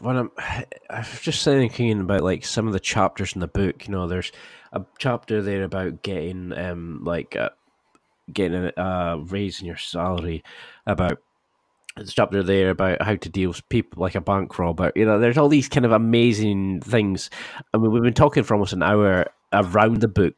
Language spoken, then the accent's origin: English; Scotland, United Kingdom; I'm Scottish.